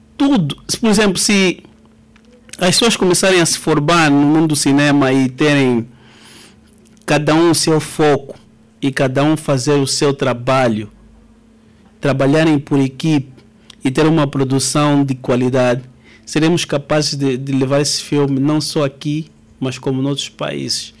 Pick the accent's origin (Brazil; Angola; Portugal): Angola